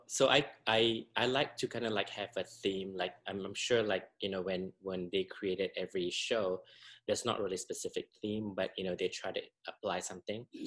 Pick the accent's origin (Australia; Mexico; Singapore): Singapore; moved away as an adult; I'm originally from Singapore, uh, born and raised, and I moved here in 1998